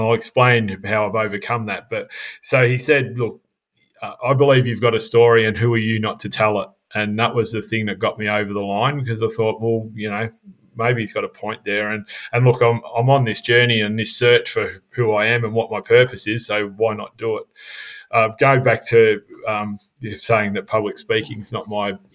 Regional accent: Melbourne, Victoria, Australia; for the first 15 years of my life, I grew up in Melbourne

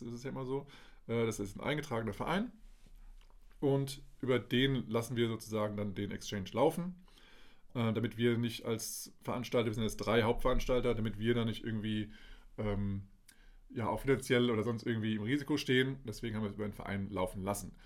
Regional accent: Dieburg, Hesse, Germany; moved away; also born or lived in Kassel; Ich bin in Aale Hesse und äh, geboren in Kassel und aufgewachsen ja, äh, bei Dieburg

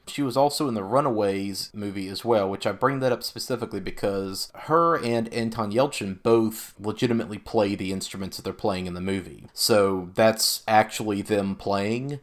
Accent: the South, United States; growing up in the South

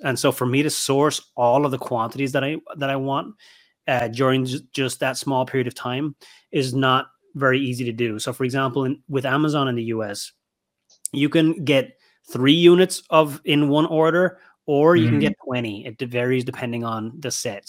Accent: Ireland; moved away; my home country of Ireland

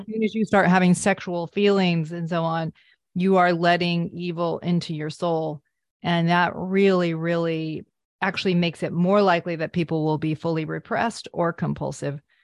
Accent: Vermont, United States; I grew up in Vermont

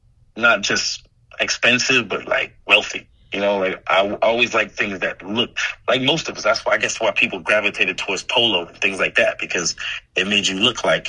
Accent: New York City, New York, United States; also born or lived in Washington, D.C.; I mean, I'm as Brooklyn as it comes. I was born in Brookdale Hospital, so I'm from Brownsville. I grew up there, went to school in D.C., went to Howard, came back to New York, lived all over Brooklyn while I was trying to figure things out early in my career.

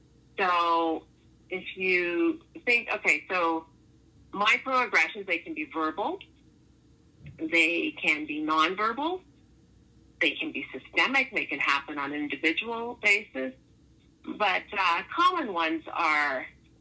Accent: Toronto, Ontario, Canada; what part of Toronto I'm from

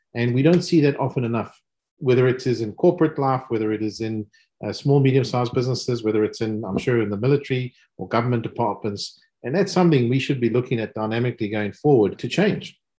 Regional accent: South Africa; accent: South African; also born or lived in United States / Germany; now in United Kingdom; As you can hear from my accent, um, clearly South African, living in, in the UK, educated in the US

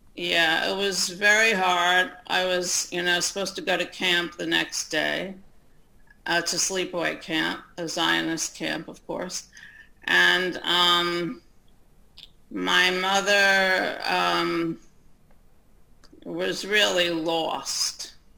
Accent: United States; I'm an American Jew.

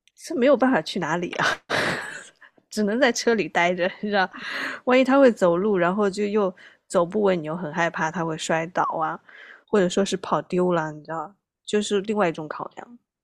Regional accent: southern China, China; now in United States; 作为南方人来讲

